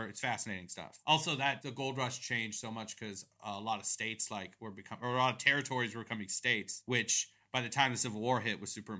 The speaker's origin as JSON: {"language": "English", "country": "Iran", "said": "I am from Iran, okay."}